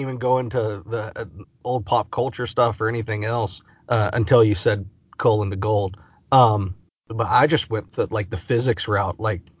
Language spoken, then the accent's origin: English; Orange, Texas, United States; I grew up in Orange, Texas, border Texas, Louisiana, population about 7,000.